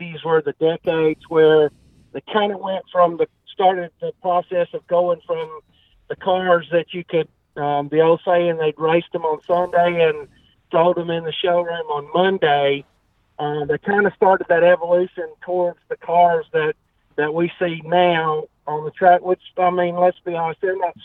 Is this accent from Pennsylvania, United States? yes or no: no; Talladega, Alabama, United States; I was born and raised in Talladega. I actually still live in Talladega now, about 10 miles from the racetrack.